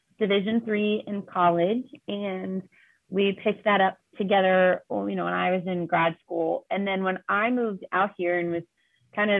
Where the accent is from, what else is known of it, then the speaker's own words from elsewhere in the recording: Walkersville, Maryland, United States; moved away as an adult; also born or lived in Queens, New York / Pennsylvania; now in South Bend, United States; I grew up in Walkersville in Maryland